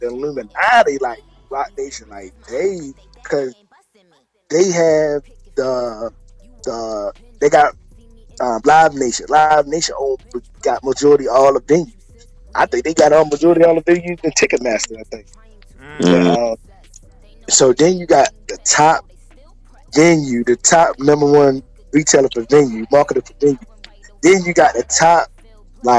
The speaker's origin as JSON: {"language": "English", "town": "Baltimore", "region": "Maryland", "country": "United States", "said": "I'm from Baltimore"}